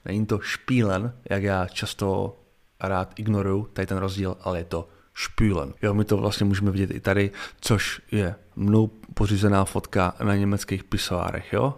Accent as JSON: {"language": "Czech", "country": "Czechia", "said": "jako Čech"}